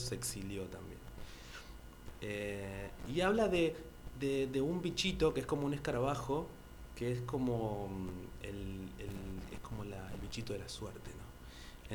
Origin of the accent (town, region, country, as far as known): Argentina